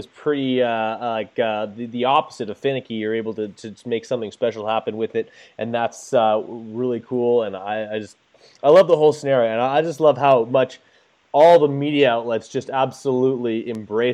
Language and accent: English; Canada; I am Canadian